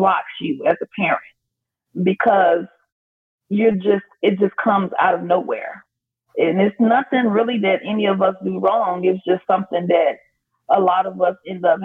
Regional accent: Chicago, Illinois, United States; moved away as an adult; now in Las Vegas, United States; I was born and raised in Chicago, Illinois. And then fast forward years in the future, my family relocated and we now reside in Las Vegas, Nevada

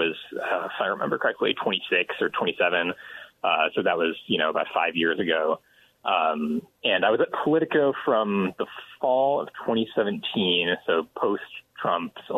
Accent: Grand Rapids, Michigan, United States; also born or lived in Detroit / Ann Arbor; I was born in Grand Rapids, Michigan, and I'm 32 years old

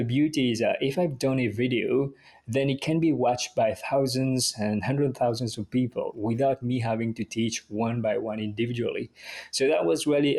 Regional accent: Mauritius; English is a second language; moved away as an adult; now in United Kingdom; I grew up in Mauritius. So I came to the UK to pursue my career

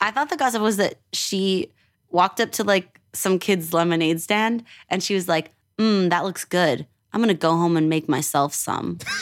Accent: Edmonton, Alberta, Canada; also born or lived in Toronto; now in Los Angeles, United States; I'm from Edmonton, yes. But I used to live in Toronto

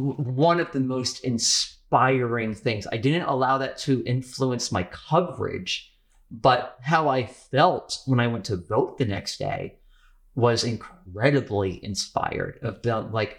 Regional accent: Manassas, Virginia, United States; my hometown, in Manassas

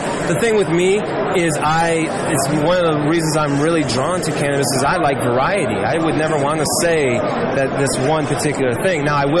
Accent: Illinois, United States; plus from where I came from Illinois, we didn't have a lot of selection.

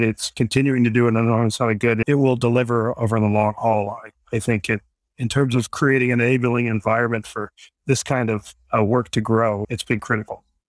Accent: Washington, District of Columbia, United States; also born or lived in New York; now in Vermont, United States; I'm originally from Washington, D C.

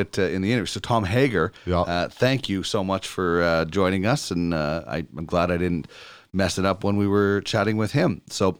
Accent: Brandon, Manitoba, Canada; I grew up in Brandon, Manitoba

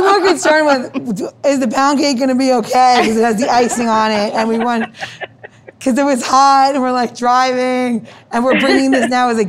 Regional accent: New York, United States; now in Washington, DC, United States; living in DC versus growing up in New York.

